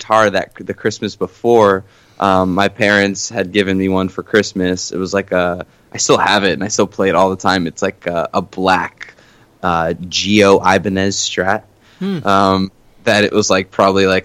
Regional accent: Boston, Massachusetts, United States; first language Portuguese; English is a second language; also born or lived in Queens, New York / Winthrop, Massachusetts / Burlington, Massachusetts; now in Salem, Massachusetts, United States; And then I moved 4 hours north to the cooler part of the country and had my formative years pretty much here. So when someone asks me where I'm from, I pretty much say Boston

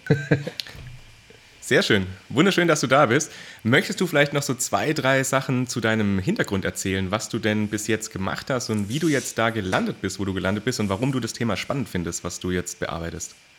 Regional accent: Baden-Württemberg, Germany; ich komme ja auch quasi aus dem Großraum, äh, also in Baden-Württemberg

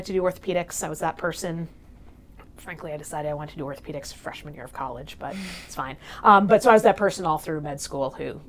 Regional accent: New Hampshire, United States; moved away as an adult; now in New Haven, United States; I grew up in New Hampshire. Mm-hmm. So that's a big part of who I am, just being from sort of rural, small town. Made my way down here to New Haven to Yale as an undergrad

